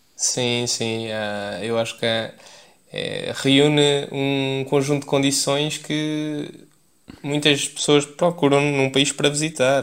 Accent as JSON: {"language": "Portuguese", "town": "Leiria", "region": "Centro", "country": "Portugal", "also_born_or_lived": "Paris", "moved": "as an adult", "said": "eu sou de Leiria"}